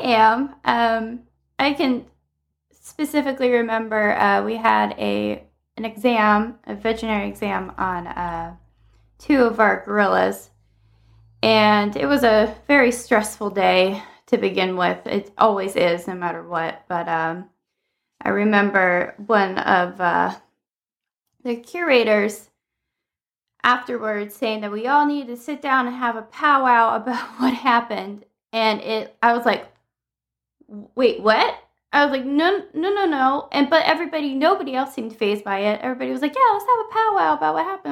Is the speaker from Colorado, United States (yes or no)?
no; Maryland, United States; moved away; also born or lived in Southern California; I grew up in Maryland in a very diverse area